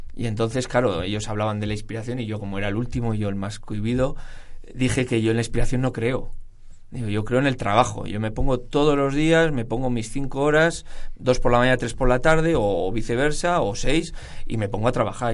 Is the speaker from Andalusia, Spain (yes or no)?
no; Burgos, Castile and León, Spain; soy burgalés